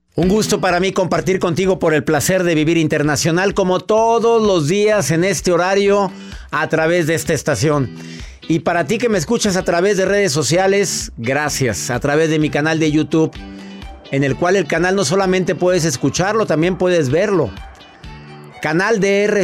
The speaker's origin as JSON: {"language": "Spanish", "country": "Mexico", "said": "en México, en mi país amado"}